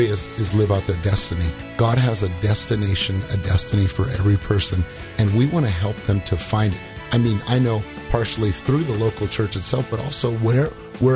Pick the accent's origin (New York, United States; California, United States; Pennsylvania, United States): California, United States; Southern; I was raised in Southern California